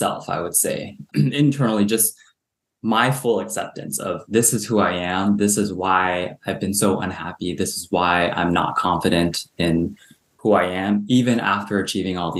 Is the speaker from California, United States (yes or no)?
yes; Southern California, United States; also born or lived in Hong Kong; I grew up in Southern California in a very suburban